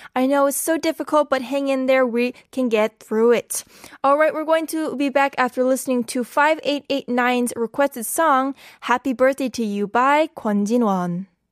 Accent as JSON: {"language": "English", "region": "California", "country": "United States", "moved": "yes", "lives_now": "South Korea", "said": "I'm from California"}